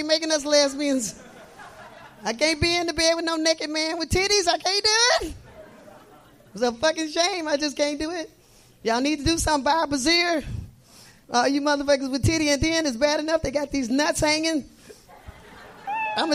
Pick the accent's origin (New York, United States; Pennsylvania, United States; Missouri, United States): Missouri, United States; I'm from Missouri.